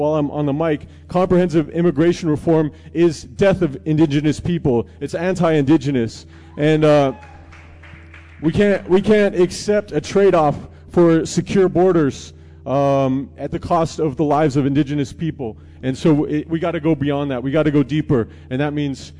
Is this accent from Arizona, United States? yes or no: yes; Dinétah, near the San Francisco Peaks, Arizona, United States; I come from Dineta, at the base of the Holy San Francisco Peaks